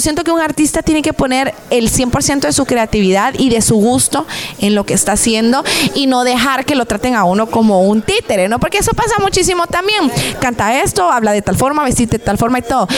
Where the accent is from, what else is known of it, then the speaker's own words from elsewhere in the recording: Guatemala; now in United States; todos los guatemaltecos